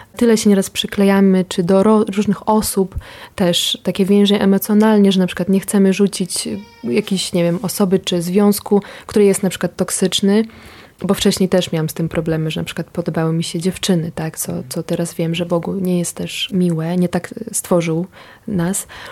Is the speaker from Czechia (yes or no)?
no; Ukraine; now in Poland; ja też pochodzę z Ukrainy